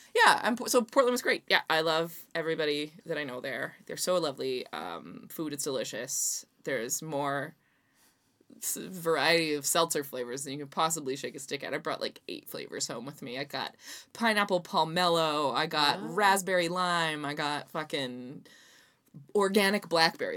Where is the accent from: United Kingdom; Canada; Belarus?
Canada; I'm from Canada